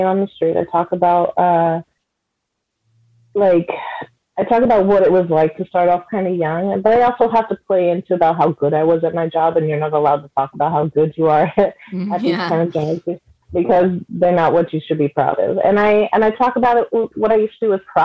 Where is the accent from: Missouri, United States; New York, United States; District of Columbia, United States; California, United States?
California, United States; San Francisco Bay Area; moved away; also born or lived in New Mexico; I'm from the Bay. I'm a Bay Area girl or person